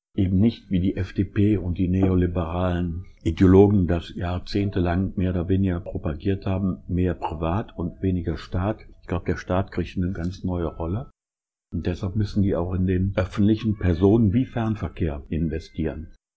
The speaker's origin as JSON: {"language": "German", "town": "Essen", "region": "North Rhine-Westphalia", "country": "Germany", "said": "ich komme aus Essen"}